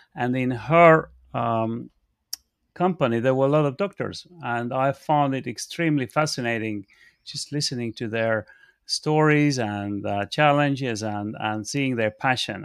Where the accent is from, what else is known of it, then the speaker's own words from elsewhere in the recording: Estonia; moved away as an adult; now in United Kingdom; I'm coming from Estonia and I'm an Estonian.